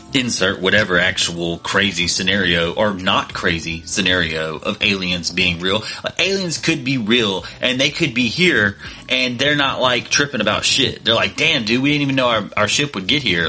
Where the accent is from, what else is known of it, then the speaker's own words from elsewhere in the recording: United States; me and most of us that are listening to this podcast were born and raised in America